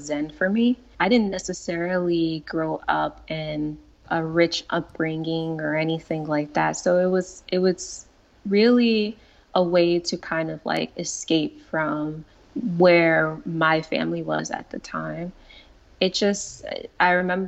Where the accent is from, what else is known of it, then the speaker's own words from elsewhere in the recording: Paterson, New Jersey, United States; I grew up in Paterson, New Jersey